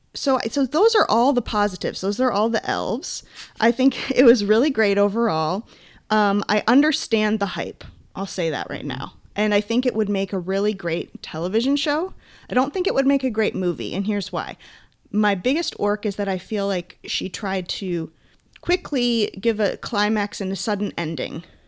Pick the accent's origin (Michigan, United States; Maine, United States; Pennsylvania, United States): Maine, United States; now in California, United States; when I was growing up in Maine